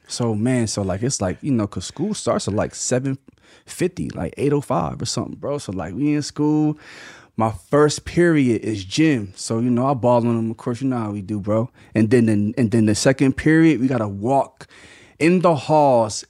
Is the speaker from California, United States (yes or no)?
no; Mays Landing, New Jersey, United States; also born or lived in Atlantic City, New Jersey; I'm from Maze Landing, New Jersey. It's, which is like twenty minutes from Atlantic City